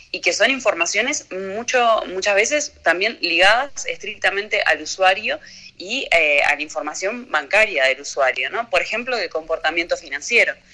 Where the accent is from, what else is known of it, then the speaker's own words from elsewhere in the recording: Uruguay; Bien, eh, obviamente nosotros somos uruguayos.